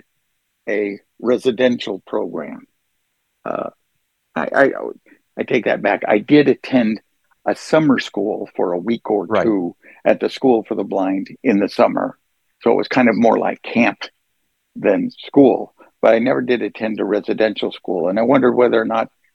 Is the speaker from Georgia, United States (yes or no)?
no; Oregon, United States; I grew up in Oregon